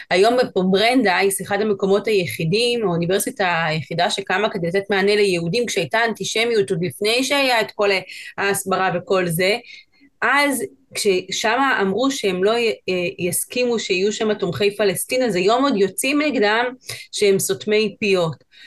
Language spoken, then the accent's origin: Hebrew; Chile; now in Israel; שומעים, אני מצ'ילה, גדלתי שם, עליתי לארץ לפני עשר שנים